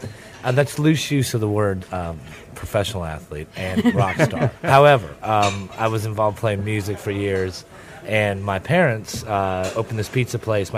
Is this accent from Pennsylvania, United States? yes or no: yes; Pittsburgh, Pennsylvania, United States; born there; I was born in Pittsburgh when he was playing for the Penguins